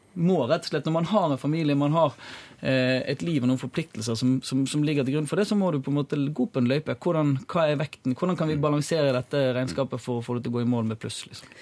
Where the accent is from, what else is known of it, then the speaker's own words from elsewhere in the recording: Bergen, Vestland, Norway; jeg kommer fra Kalfarat. Det er sånn snobbe snobbedelen av Bergen